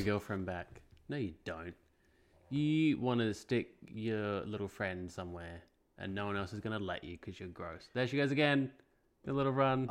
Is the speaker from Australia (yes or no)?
yes; Australia; I grew up in Australia